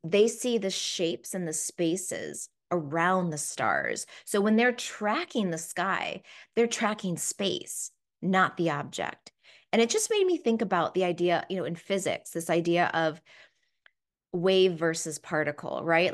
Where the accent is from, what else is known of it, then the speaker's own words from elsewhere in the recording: East Coast, United States; also born or lived in Washington, D.C./Baltimore area / Australia; as an American